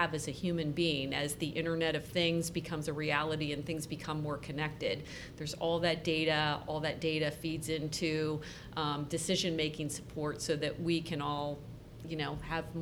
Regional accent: Columbus, Ohio, United States; I was born and raised in Columbus and have lived here my entire life

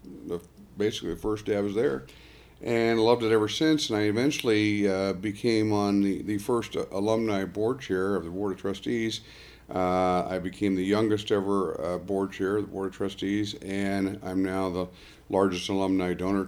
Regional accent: Arlington, United States; I grew up in Arlington, and Arlington's a very affluent community.

